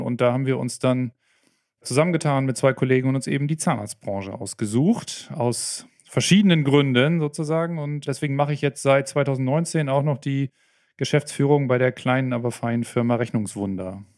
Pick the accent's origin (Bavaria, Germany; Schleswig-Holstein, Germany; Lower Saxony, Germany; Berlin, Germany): Lower Saxony, Germany; Oldenburg; accent: Plattdeutsch; Ich komme aus Norddeutschland, aus Oldenburg, kurz vor der Nordseeküste. Vielleicht hört man es zwischendurch mal ein bisschen durch, wenn ich mal so ein bisschen ins Plattdeutsch rüber